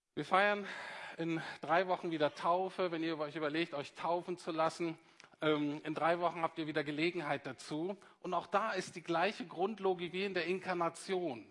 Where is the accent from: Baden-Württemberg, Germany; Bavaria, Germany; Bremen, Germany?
Bremen, Germany; moved away; also born or lived in Heidelberg; ich komme aus Bremen übrigens